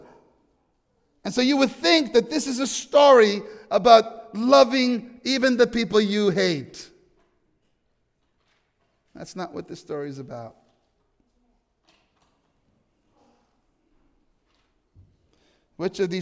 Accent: New York, United States; I'm from New York.

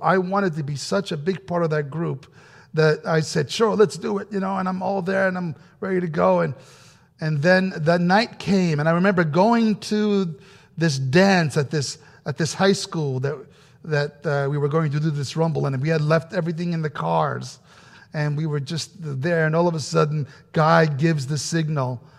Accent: New Rochelle, New York, United States; English is a second language; growing up in New York, uh, had just finished my elementary school, first grade through eighth grade, and, uh, I was still learning how to speak English correctly, still am

